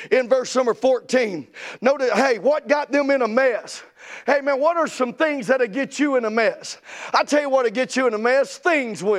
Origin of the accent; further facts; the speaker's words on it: the South, United States; we're from the South